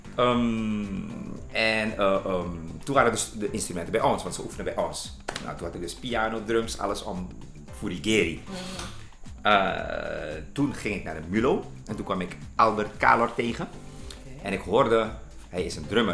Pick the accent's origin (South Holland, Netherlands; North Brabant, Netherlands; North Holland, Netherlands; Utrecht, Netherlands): South Holland, Netherlands; Leidschendam; ik ben geboren en getogen in Leidsendam, Schravenhagen, Nederland